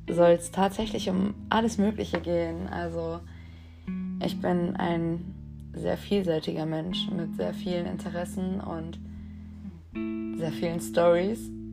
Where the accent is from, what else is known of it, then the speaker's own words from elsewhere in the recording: Dortmund, North Rhine-Westphalia, Germany; ich bin 21 Jahre alt und ich komme aus Dortmund